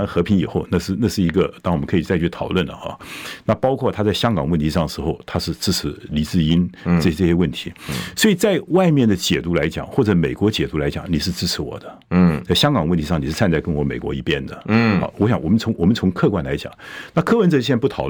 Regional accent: Taiwan; 我们台湾

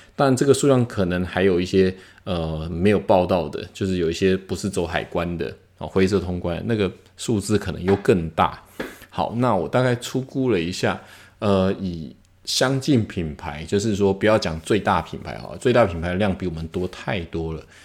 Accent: Taiwan; 一个台湾人在那边做一个品牌

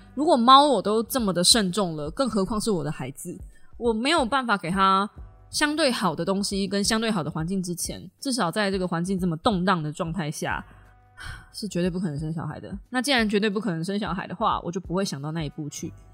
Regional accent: Kaohsiung, Taiwan; 不是因为我是高雄人才这样子讲的

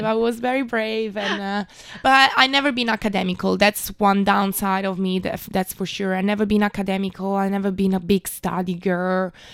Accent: Milan, Lombardy, Italy; moved away as an adult; also born or lived in London; now in Taiwan; I lived there for eighteen years of my life

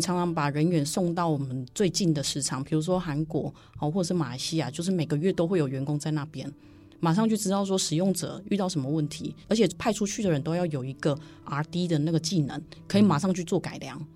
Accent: Taiwan; also born or lived in Germany; 我们来自于台湾

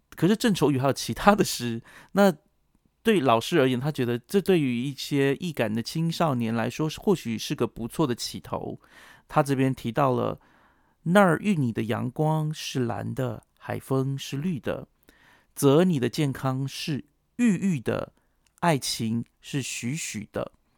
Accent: Yuli, Hualien County, Taiwan; moved away; also born or lived in Taichung; 是花莲人的关系

